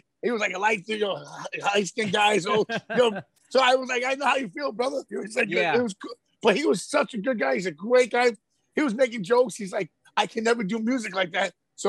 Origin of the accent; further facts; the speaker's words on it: New York City, New York, United States; I'm from Jackson, East Elmhurst. And when growing up, I used to see him at the Wendy's by my fucking house.